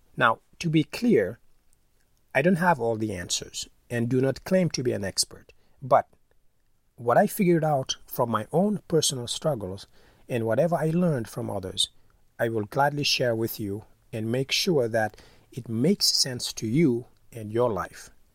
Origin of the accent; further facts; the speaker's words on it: Senegal; moved away; I'm originally from Senegal